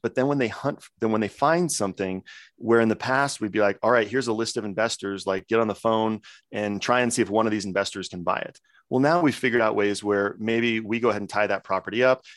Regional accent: Coeur d'Alene, Idaho, United States; moved away; my home city, Coeur d'Alene, Idaho

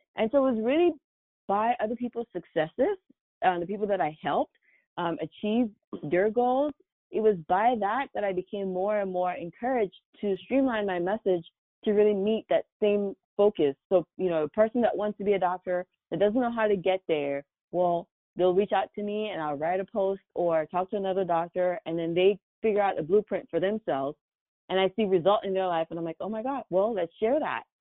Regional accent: Douala, Littoral, Cameroon; moved away as an adult; now in United States; when I was growing up in Cameroon, I had no idea that I'll be here today, um, practicing medicine in the States

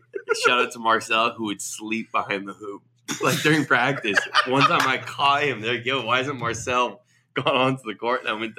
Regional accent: Seattle, Washington, United States; I grew up in Seattle.

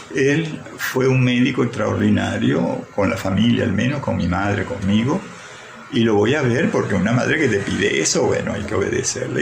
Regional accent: Maracaibo, Zulia, Venezuela; accent: maracucho; yo hablo muy maracucho, me siento muy maracucho, estoy aquí enraizado todavía, pero cuando hablo, hablo como un antiguo maracucho

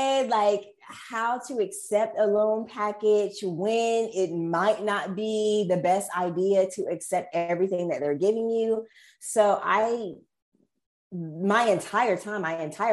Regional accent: Raleigh, North Carolina, United States; also born or lived in Greensboro, North Carolina; I'm from Raleigh, North Carolina. Went to school in Greensboro at UNC Greensboro. And now I'm back in Raleigh

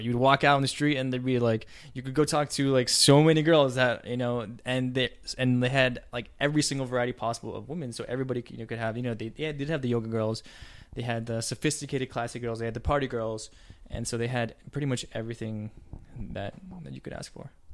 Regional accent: Texas, United States; I'm from Texas, and even then it's cold in Texas.

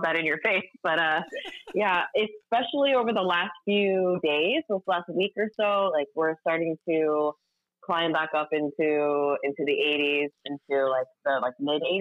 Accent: the Northwest, Pacific Northwest, United States; moved away as an adult; now in Miami, United States; growing up in the Northwest.

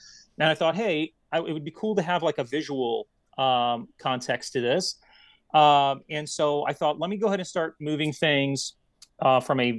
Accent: Detroit, Michigan, United States; English is a second language; growing up in Detroit, Michigan

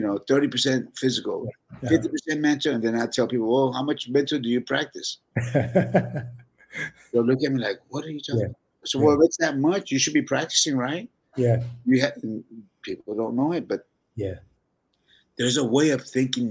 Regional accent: San Antonio, Texas, United States; We're just from San Antonio

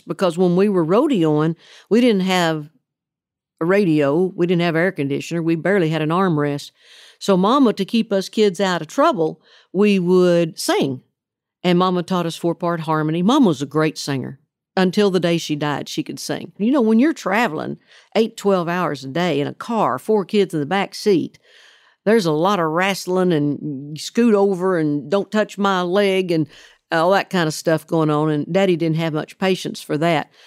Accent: Oklahoma, United States; moved away as an adult; now in Tennessee, United States; the state of Oklahoma, where I grew up

